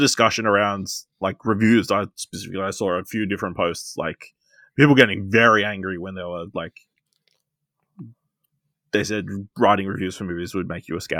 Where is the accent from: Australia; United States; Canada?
Australia; Technically, we're Australian.